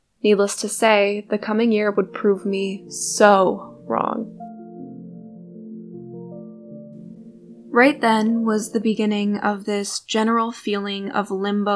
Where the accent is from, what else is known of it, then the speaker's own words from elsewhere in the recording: Binghamton, New York, United States; my hometown